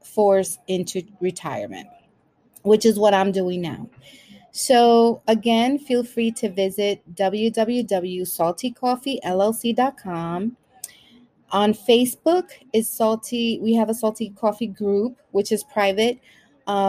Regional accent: New York City, New York, United States; also born or lived in Brooklyn, New York City; I was born in Brooklyn, raised in Washington Heights, and now I'm living in the Bronx.

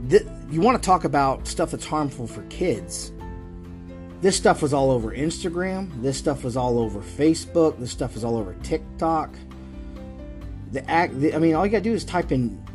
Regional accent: North Florida, United States; I grew up in North Florida, okay? All right, so it's very Southern

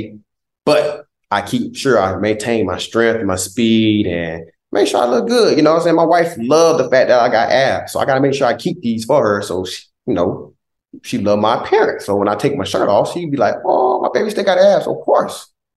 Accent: Southeast Georgia, United States; moved away; also born or lived in Philadelphia; He's one of our biggest role models in Southeast Georgia

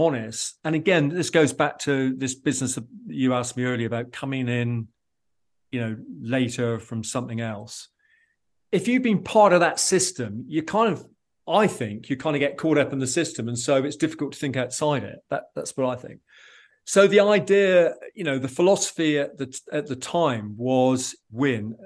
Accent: England, United Kingdom; being an Englishman

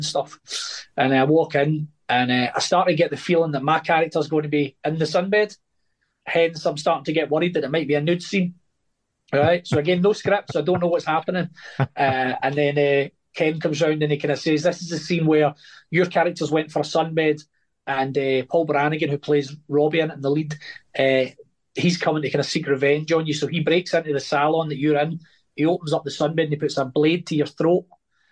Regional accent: Glasgow, Scotland, United Kingdom; grew up in Glasgow with gang culture.

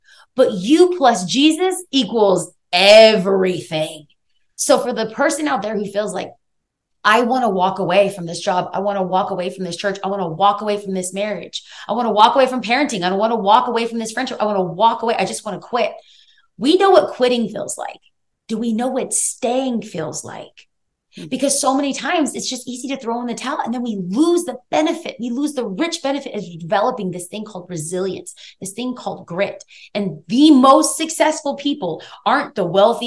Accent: Los Angeles, California, United States; I grew up in East Los Angeles, California

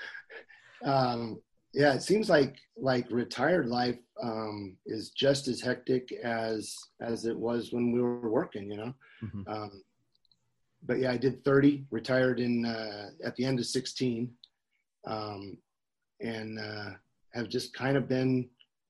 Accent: Northern California, United States; I grew up in Northern California

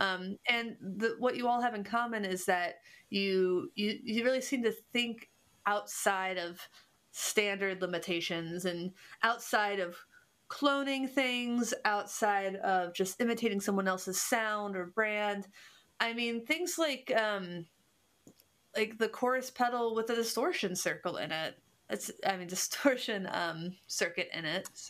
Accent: Cincinnati, Ohio, United States; I'm from Cincinnati, which is a German, the most German city in America

